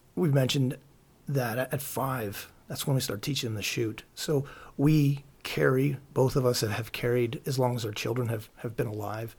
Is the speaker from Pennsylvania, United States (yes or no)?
yes; Pennsylvania, United States; I grew up here in Pennsylvania going to gun shows